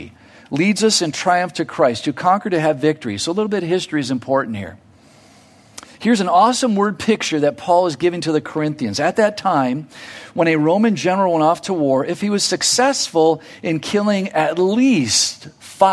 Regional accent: United States; me as an American

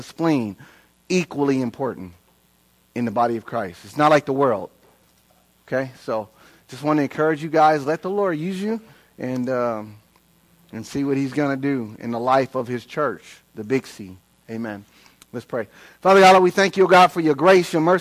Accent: Inglewood, California, United States; now in Queen Creek, United States; I was raised in Inglewood, L.A., in the hood

